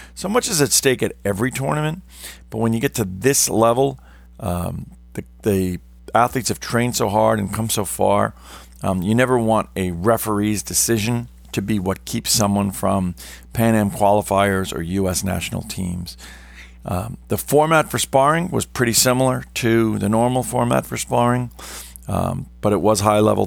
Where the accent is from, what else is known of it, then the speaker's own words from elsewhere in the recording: New York City, New York, United States; I come from New York City metro area